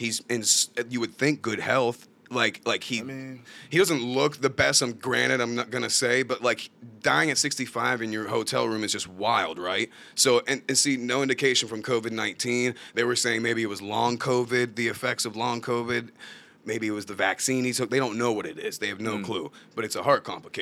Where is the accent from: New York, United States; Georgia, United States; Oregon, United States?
Georgia, United States; Atlanta; I'm from Atlanta